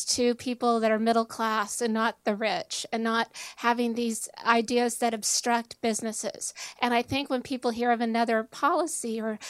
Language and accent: English; California, United States; moved away as an adult; Voice of a Moderate. I'm originally from California, and I lived there the first 28 years of my life.